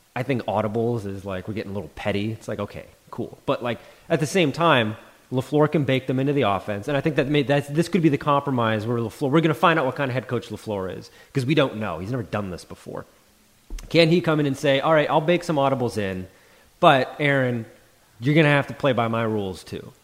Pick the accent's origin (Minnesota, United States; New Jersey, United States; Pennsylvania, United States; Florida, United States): Minnesota, United States; as a Minnesotan